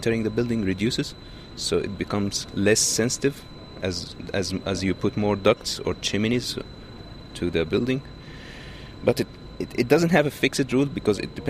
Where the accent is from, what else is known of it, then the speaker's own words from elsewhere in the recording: Egypt; now in Auckland, New Zealand; I'm from Egypt